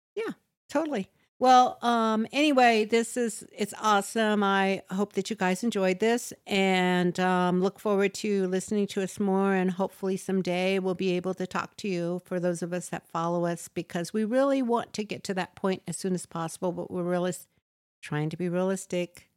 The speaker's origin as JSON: {"language": "English", "country": "United States", "first_language": "English", "said": "we're American and we've only spoken English. Personally, I've spoken English and nothing else"}